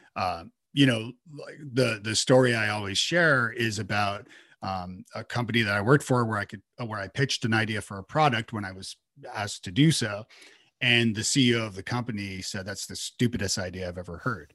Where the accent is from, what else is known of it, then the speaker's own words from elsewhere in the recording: Toronto, Ontario, Canada; moved away as an adult; now in Nashville, United States; I'm from Toronto originally, and I moved to Nashville